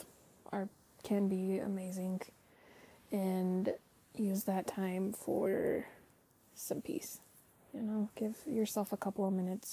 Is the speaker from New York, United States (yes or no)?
no; Utah, United States; I'm from Utah. We don't pronounce our T's sometimes.